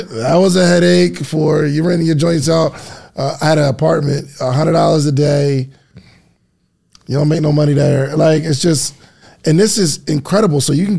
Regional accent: New Jersey, United States; I'm from New Jersey, and I just don't. Okay. I'm from the tri-state

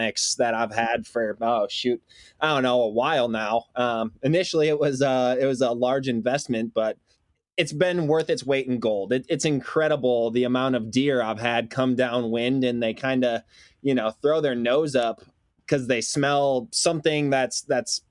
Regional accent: Wisconsin, United States; moved away; growing up in Wisconsin and being so whitetail centric.

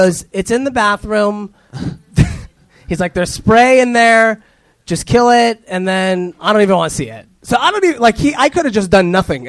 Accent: Orange County, California, United States; also born or lived in Echo Park, Los Angeles; now in Los Angeles, United States; I'm from here, like Orange County. Huh. And then I just moved here. I live in Echo Park now.

